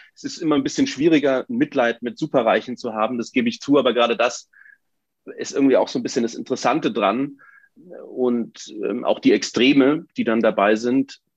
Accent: Munich, Bavaria, Germany; Ich bin in München geboren und aufgewachsen

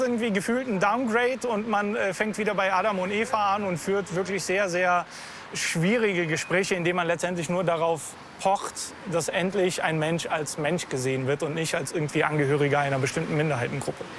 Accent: Bulgaria; German is a second language; now in Germany; Als Bulgare, als Migrant

